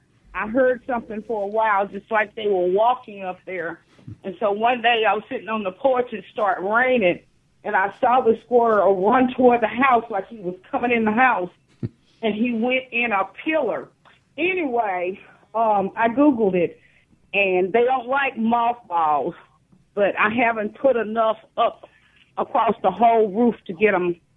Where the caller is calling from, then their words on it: Fayette, Mississippi, United States; Fayette, Mississippi.